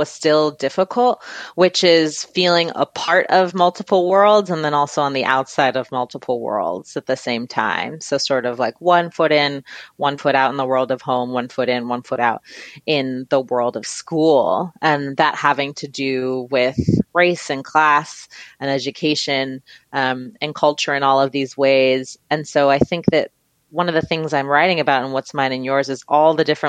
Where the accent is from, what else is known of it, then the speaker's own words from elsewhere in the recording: New York City, New York, United States; I grew up in Fort Greene, Brooklyn.